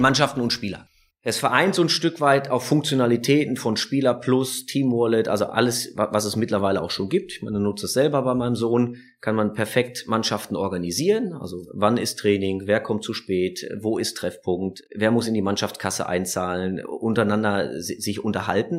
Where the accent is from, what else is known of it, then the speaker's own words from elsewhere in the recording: Düsseldorf, North Rhine-Westphalia, Germany; als Düsseldorfer